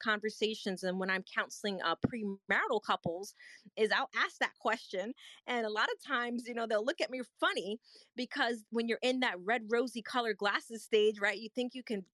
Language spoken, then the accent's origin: English; New York, United States; I grew up in New York